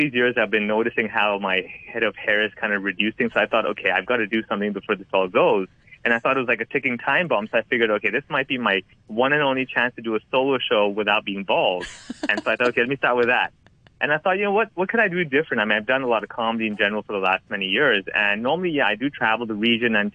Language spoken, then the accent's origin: English; Hong Kong; when I went to school growing up over here learning Cantonese